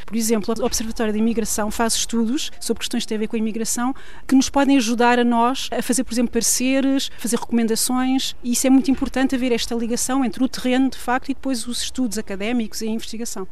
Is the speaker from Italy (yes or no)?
no; Portugal; now in France; somos portugueses como qualquer outro